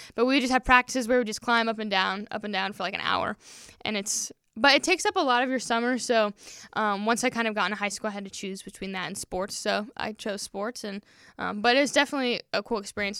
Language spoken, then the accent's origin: English; Peru, Indiana, United States; also born or lived in Wisconsin; I am from Peru, Indiana.